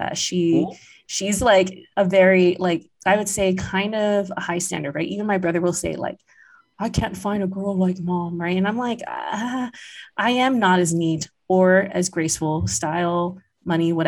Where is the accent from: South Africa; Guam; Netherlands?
Guam; I grew up in Guam where I could move a bit more freely than my parents